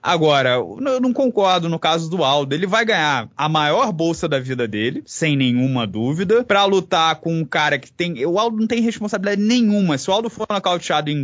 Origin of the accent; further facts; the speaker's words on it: Brazil; a gente é brasileiro